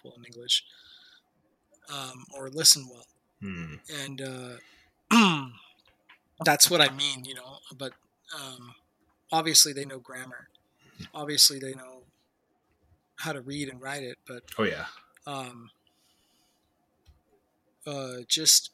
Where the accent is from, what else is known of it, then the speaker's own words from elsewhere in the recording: United States; we're American